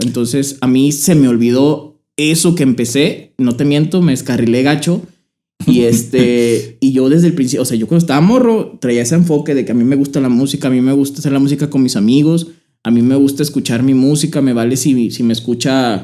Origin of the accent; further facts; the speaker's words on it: Torreón, Coahuila, Mexico; Yo soy de aquí de Torreón, Coahuila.